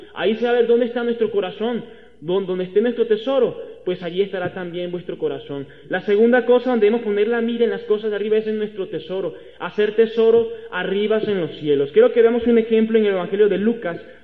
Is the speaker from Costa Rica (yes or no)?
no; Venezuela; moved away as an adult; now in Mexico; Acá en México soy un extranjero soy venezolano